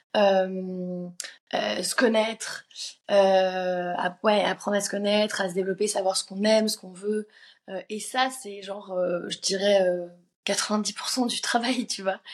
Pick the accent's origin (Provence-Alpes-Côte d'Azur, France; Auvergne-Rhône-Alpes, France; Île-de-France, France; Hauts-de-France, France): Île-de-France, France; Paris; J'habitais dans le dans, le 13e à, cette époque-là